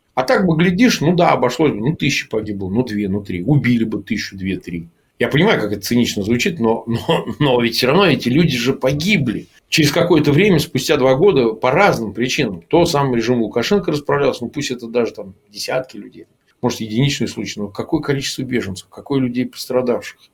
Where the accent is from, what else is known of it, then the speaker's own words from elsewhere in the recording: Gomel, Gomel Region, Belarus; moved away; я сам вот э, детство провел в Беларуси в Гомеле